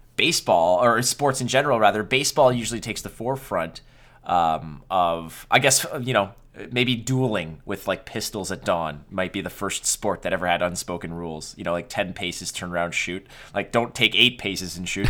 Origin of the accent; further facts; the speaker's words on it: Montreal, Quebec, Canada; I was born and raised in Montreal